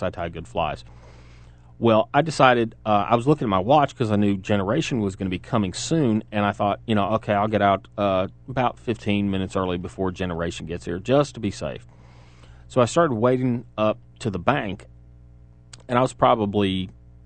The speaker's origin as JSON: {"language": "English", "town": "Chattanooga", "region": "Tennessee", "country": "United States", "said": "we're from Chattanooga"}